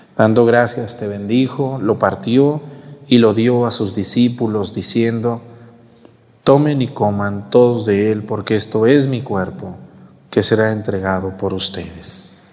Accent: Mexticacán, Jalisco, Mexico; also born or lived in Chilapa, Guerrero; now in Chilapa de Álvarez, Mexico; mi pueblo, a Mesticacán

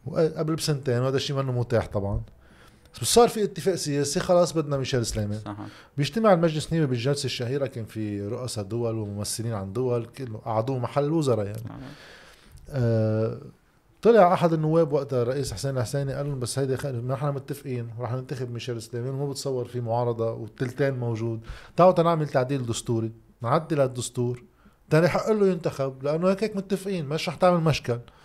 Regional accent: Lebanon; عندنا بلبنان

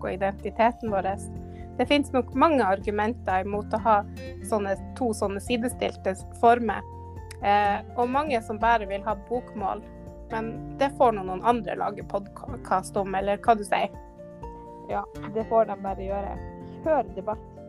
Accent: Finnsnes, Troms, Norway; jeg kommer jo fra Finnsnes, og som vi hører, så sier vi jo 'jeg' der.

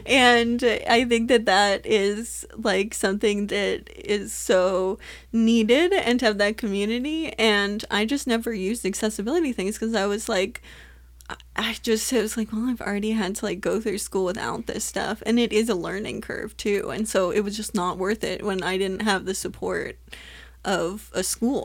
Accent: Southern California, United States; growing up in Southern California

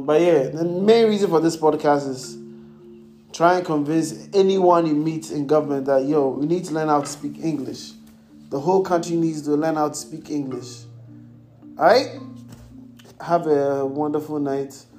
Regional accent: Ghana; I'm in Ghana. I'm Ghanaian. I was born here. I was raised there.

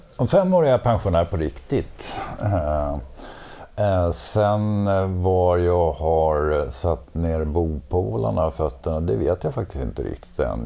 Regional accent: Borlänge, Dalarna County, Sweden; also born or lived in Gothenburg; now in Stockholm, Sweden; född och uppvuxen i Borlänge

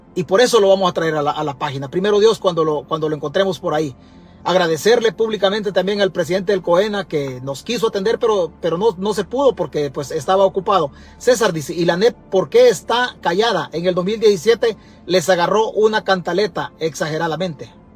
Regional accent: El Salvador; Nosotros en El Salvador

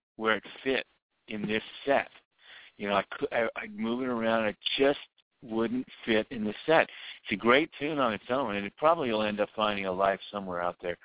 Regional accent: New Orleans, Louisiana, United States; moved away; also born or lived in Dallas / Nashville; I'm from New Orleans

